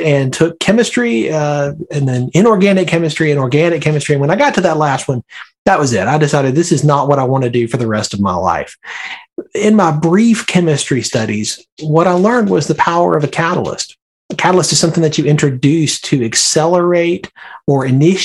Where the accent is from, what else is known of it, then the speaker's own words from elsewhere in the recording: Birmingham, Alabama, United States; now in Northern Virginia, United States; I grew up in Birmingham, Alabama